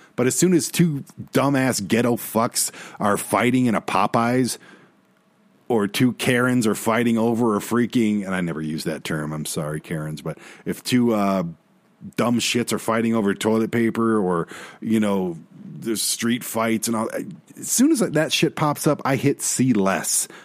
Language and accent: English; Detroit, Michigan, United States; I'm from Detroit